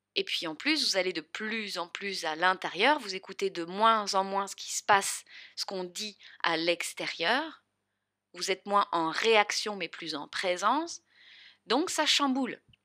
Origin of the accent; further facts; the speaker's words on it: the South, southern France, France; accent: accent du Sud; mon grand accent du Sud.